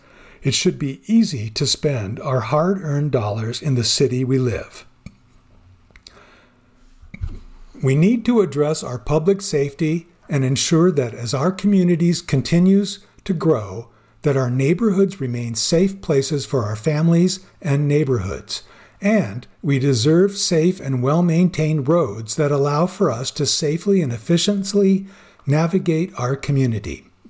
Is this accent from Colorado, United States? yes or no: yes; Commerce City, Colorado, United States; I was born and raised in Commerce City. I've watched our city grow from a community of pig farms and refineries to the city it is becoming today.